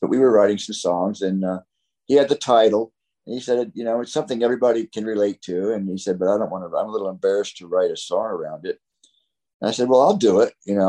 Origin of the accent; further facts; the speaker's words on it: Florida, United States; I grew up in Florida, you know, as Tom did.